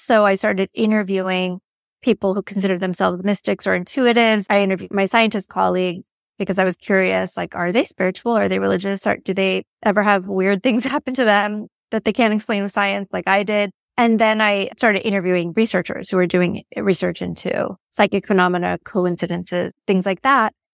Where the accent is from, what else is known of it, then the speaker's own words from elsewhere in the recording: Los Angeles, California, United States; I'm from Los Angeles